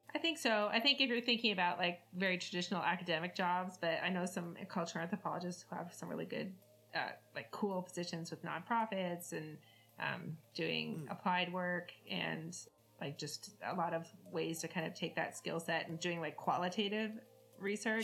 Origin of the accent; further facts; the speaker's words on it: Canada; I'm Canadian, so I had French.